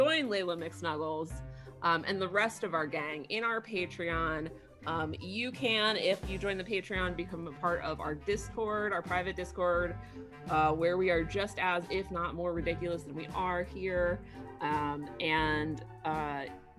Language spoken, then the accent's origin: English; Beaver County, Western Pennsylvania, United States; also born or lived in Rochester, New York; I grew up in Beaver County